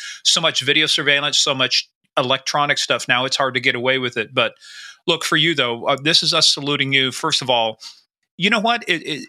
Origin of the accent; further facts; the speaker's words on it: United States; I'm just talking as an American.